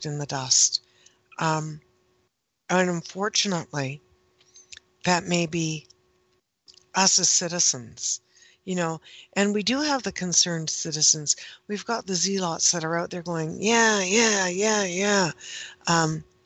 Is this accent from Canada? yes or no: yes; Canada; I am Canadian, and we, most of us, pronounce the H